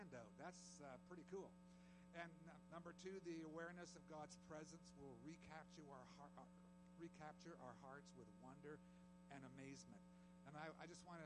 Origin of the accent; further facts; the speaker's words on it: Canada; my own family was, you know, born and brought up in Canada, and so have